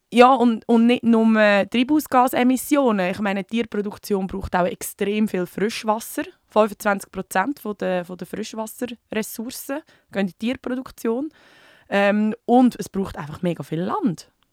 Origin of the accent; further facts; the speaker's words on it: Switzerland; bei uns in der Schweiz